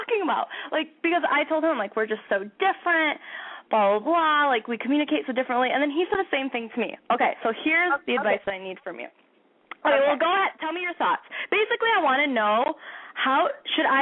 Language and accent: English; Chicago, Illinois, United States; I'm from Chicago.